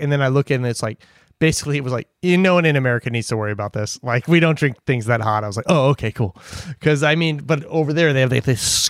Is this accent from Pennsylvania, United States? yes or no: yes; Pennsylvania, United States; I'm from Pennsylvania